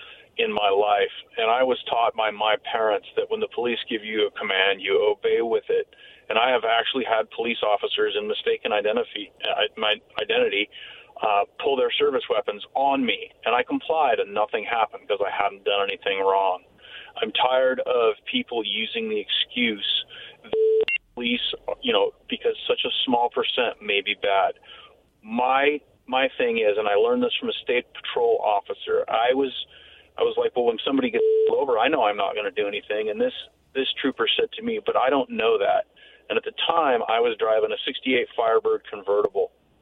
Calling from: Yakima, Washington, United States; from Yakima.

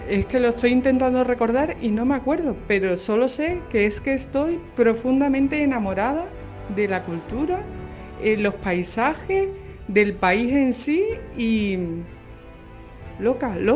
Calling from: Argentina; de Argentina Siempre me sentí atrapada por Escocia desde pequeña

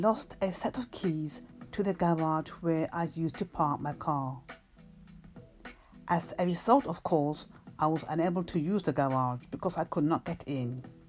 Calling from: London, United Kingdom; from London, UK, calling at Anchor Radio on station DAM Books.

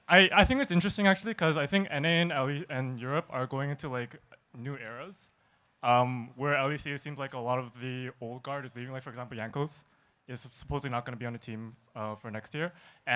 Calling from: Vancouver, British Columbia, Canada; Vancouver, BC, Canada.

